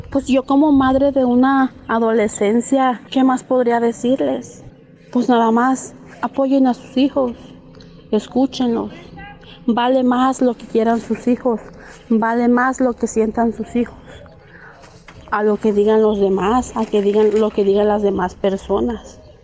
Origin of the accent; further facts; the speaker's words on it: San José Manialtepec, Oaxaca, Mexico; soy originaria de la comunidad de San José Manialtepec, Villa de Tututepec de Melchor Ocampo